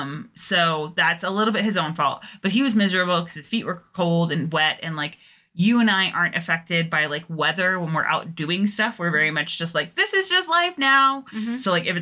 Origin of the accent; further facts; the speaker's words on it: England, United Kingdom; now in United States; when I moved to the States, it was very much like you couldn't like say, oh yeah, I'm from England without people making a really big deal of it.